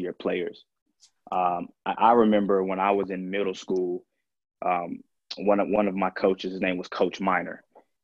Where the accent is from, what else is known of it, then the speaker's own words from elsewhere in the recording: Durham, North Carolina, United States; growing up in Durham